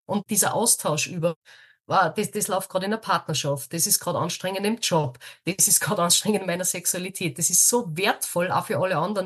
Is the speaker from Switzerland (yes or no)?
no; Austria; bei uns in Österreich